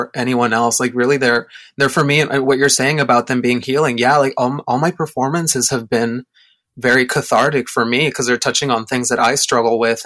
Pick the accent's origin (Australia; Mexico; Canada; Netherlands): Mexico; moved away; I grew up in Mexico